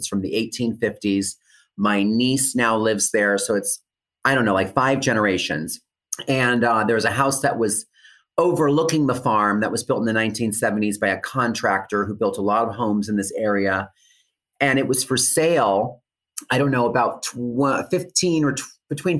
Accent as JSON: {"language": "English", "town": "Allentown", "region": "Pennsylvania", "country": "United States", "tie": "born or raised there", "moved": "yes", "said": "I grew up outside of Allentown, Pennsylvania in a rural area."}